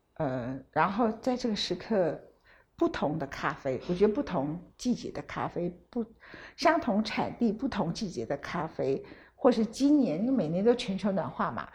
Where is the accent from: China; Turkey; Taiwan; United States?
Taiwan; 我们台湾人